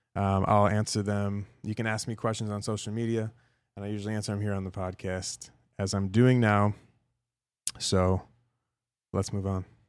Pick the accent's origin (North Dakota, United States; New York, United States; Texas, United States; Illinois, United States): Illinois, United States; Chicago; moved away; the nostalgic places that I grew up in Chicago, like, as a kid